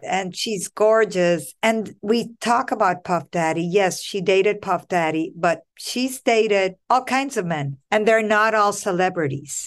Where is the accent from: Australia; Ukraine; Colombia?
Colombia; now in United States; I'm not from the US US. I'm born and raised in Colombia.